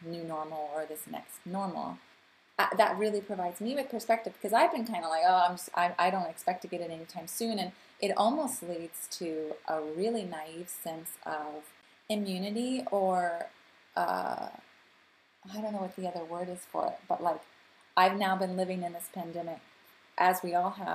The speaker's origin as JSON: {"language": "English", "country": "United States", "also_born_or_lived": "Canada", "moved": "yes", "lives_now": "Geneva, Switzerland", "said": "being an American and Canadian living in Geneva"}